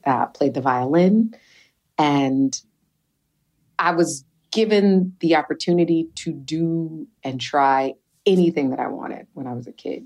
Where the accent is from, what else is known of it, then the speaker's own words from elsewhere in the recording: Detroit, Michigan, United States; growing up in Detroit